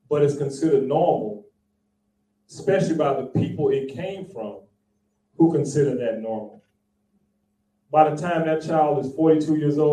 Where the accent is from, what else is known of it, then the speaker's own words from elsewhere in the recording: Texas, United States; I'm from Texas